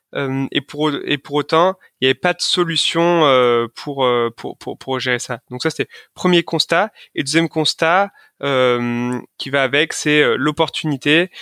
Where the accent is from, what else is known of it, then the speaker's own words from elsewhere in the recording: Lyon, Auvergne-Rhône-Alpes, France; je suis originaire de Lyon